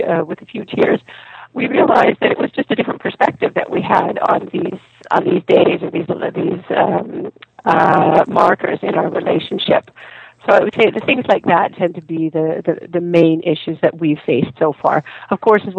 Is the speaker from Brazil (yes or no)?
no; Canada; I'm Canadian and my husband is Austrian.